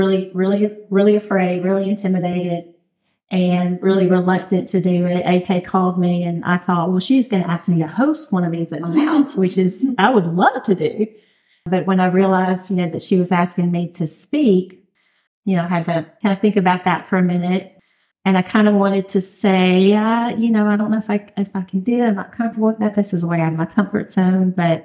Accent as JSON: {"language": "English", "region": "Louisiana", "country": "United States", "moved": "as an adult", "lives_now": "Oxford, Mississippi, United States", "said": "My husband and I are from Louisiana. We moved here from Louisiana"}